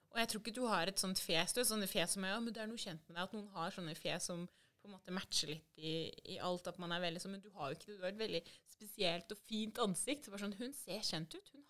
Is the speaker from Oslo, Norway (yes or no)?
yes; Oslo, Norway; moved away as an adult; now in Stavanger, Norway; Vi er jo fra Oslo.